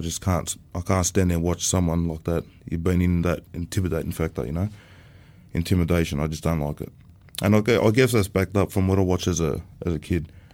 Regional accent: Sydney, New South Wales, Australia; also born or lived in Sunshine Coast; I come from um, a place called Bankstown, based in Sydney. I was raised up around that area for the first part of my childhood, up until teenage years.

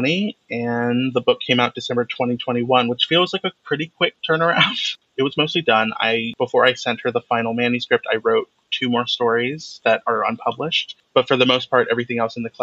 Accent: Cleveland, Ohio, United States; moved away as an adult; I grew up in Cleveland, Ohio from the age of 5 to 18 when I left for college

